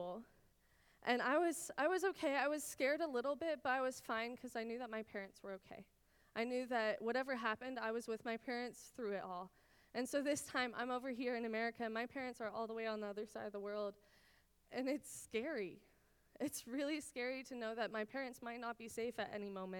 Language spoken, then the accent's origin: English; Israel; moved away; I grew up in Israel. My parents are still there